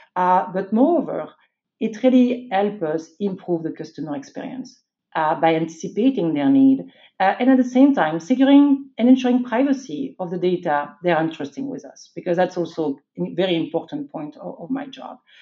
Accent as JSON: {"language": "English", "country": "France", "tie": "born or raised there", "also_born_or_lived": "Belgium", "moved": "as an adult", "said": "I was born and raised in France."}